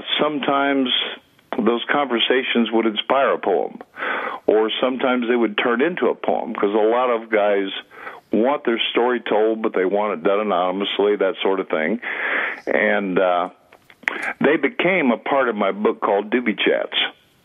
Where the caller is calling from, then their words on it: Rogersville, Tennessee, United States; I'm sitting just outside Rogersville, Tennessee at the moment.